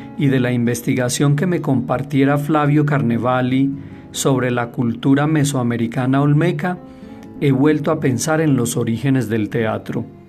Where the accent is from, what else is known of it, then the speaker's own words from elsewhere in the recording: Armenia, Quindío, Colombia; En Armenia, mi tierra